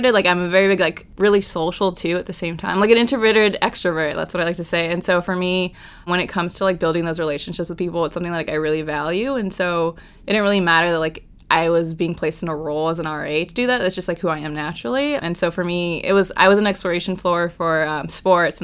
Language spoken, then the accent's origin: English; Orange County, California, United States; moved away as an adult; now in New York City, United States; I am a junior from Orange County, California